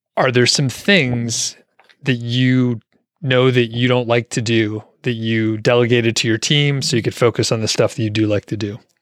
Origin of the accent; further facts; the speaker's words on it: Atlanta, Georgia, United States; moved away; I'm from the Atlanta area originally, so it just sounds like home to me